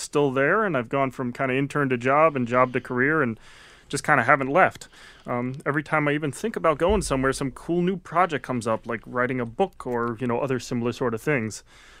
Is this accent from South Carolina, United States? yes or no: no; Connecticut, United States; also born or lived in Maine; I came down from Maine, having actually originally grew up in Connecticut. I was working up in Maine at a local nursery